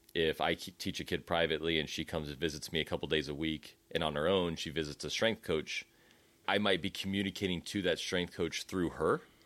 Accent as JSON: {"language": "English", "country": "United States", "said": "as an American"}